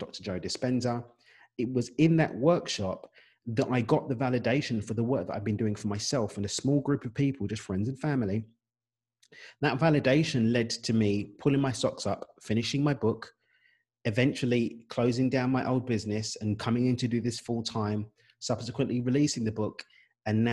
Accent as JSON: {"language": "English", "region": "London", "country": "United Kingdom", "tie": "born or raised there", "accent": "English", "moved": "as an adult", "lives_now": "Cabo San Lucas, Mexico", "said": "I've got an English accent. Unless you think it's Australian, it's not. It's British. I'm from East London, born and raised"}